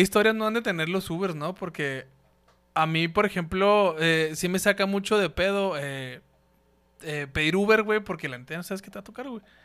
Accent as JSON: {"language": "Spanish", "town": "Ciudad Juárez", "region": "Chihuahua", "country": "Mexico", "said": "nosotros somos de, de Ciudad Juárez, güey, de Ciudad Juárez."}